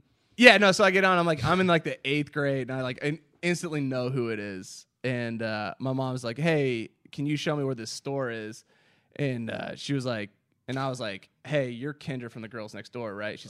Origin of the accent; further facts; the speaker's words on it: Zionsville, Indiana, United States; moved to my hometown in Zionsville